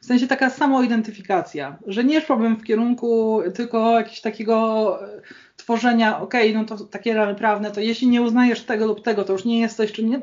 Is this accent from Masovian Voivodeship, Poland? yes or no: no; Gdańsk, Pomeranian Voivodeship, Poland; Jestem z Gdańska